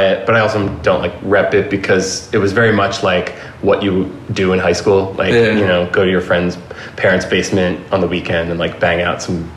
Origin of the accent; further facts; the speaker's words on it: Philadelphia, Pennsylvania, United States; moved away as an adult; also born or lived in New York; now in Los Angeles, United States; I'm from Philadelphia and that's where I, started, you know, doing everything and, going to shows in the 90s